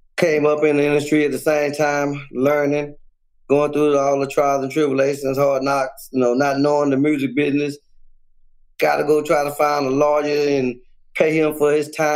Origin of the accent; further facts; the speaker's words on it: Houston, Texas, United States; I originated out the dead end